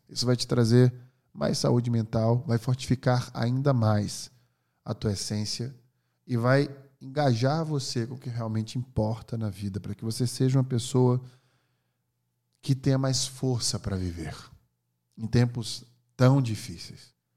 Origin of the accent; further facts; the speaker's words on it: Northeast Region, Brazil; Eu sou nordestino